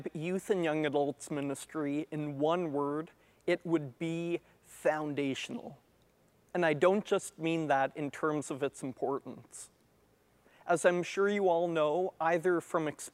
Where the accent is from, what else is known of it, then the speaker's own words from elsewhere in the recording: Moncton, New Brunswick, Canada; also born or lived in Ottawa; I was born in Ottawa, but grew up in Moncton